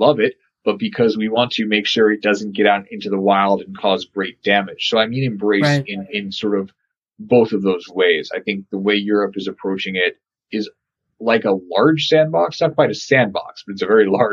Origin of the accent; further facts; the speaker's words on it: Colorado, United States; I'm from Colorado